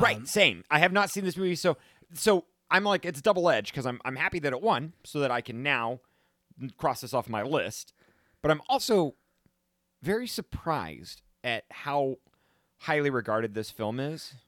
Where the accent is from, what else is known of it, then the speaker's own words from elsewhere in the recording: Salt Lake City, Utah, United States; we're both from Salt Lake City, Utah